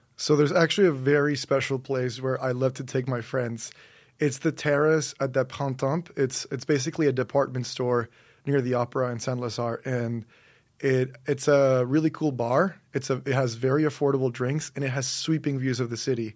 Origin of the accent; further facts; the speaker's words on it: Monterrey, Nuevo León, Mexico; moved away; also born or lived in St Andrews, Scotland; I'm from Monterrey, Mexico. So that's in the northeast of Mexico.